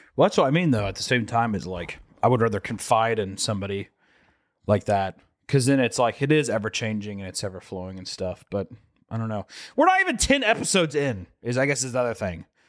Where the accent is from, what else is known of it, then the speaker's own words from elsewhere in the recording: the Bible Belt, United States; growing up in the Bible Belt, we weren't super religious